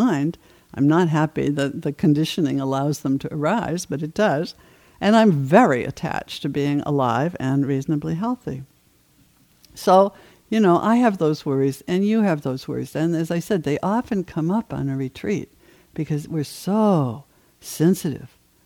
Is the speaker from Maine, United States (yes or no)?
yes; Maine, United States; moved away; I did a lot of my growing up in Maine